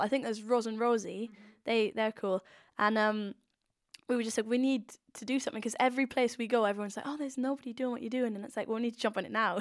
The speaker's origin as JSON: {"language": "English", "town": "Swansea", "region": "Wales", "country": "United Kingdom", "said": "I'm I'm from Swansea."}